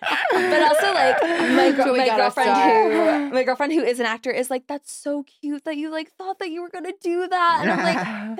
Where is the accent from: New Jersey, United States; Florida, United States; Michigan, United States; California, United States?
Florida, United States; moved away as an adult; also born or lived in New York / Durham, North Carolina; now in Los Angeles, United States; I was born in New York and then lived in New York for 8 years. And then my family was like, we're moving to Florida.